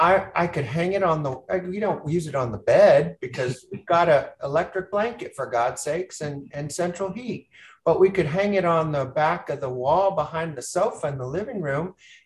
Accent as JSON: {"language": "English", "region": "Appalachia", "country": "United States", "said": "both as Americans and even as Appalachian folk, is to unlearn what we think we know about this region."}